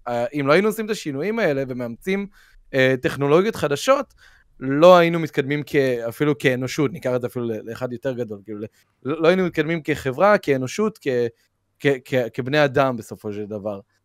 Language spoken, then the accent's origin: Hebrew; Israel; שאני מישראל, כאילו, אני ישראלי